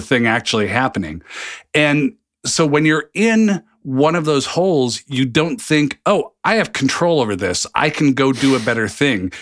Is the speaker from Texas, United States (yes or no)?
no; Seattle, Washington, United States; moved away as an adult; also born or lived in New Jersey; I'm from the complete opposite coast